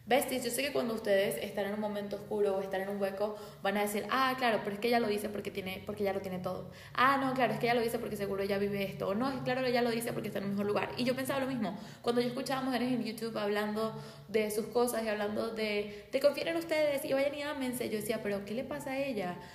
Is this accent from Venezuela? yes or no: yes; Venezuela; yo soy de Venezuela y en mi país hay miles de historias donde día a día muere gente